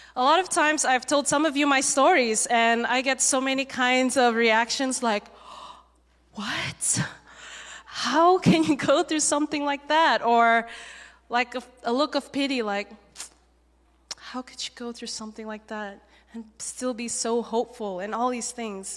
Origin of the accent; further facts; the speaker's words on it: Malaysia; moved away as an adult; also born or lived in Singapore; now in United States; I was born in Singapore, um, but I grew up mainly in Malaysia